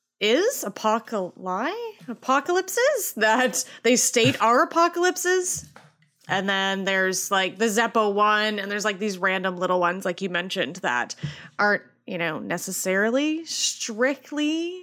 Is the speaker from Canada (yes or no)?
yes; Canada; I'm Canadian.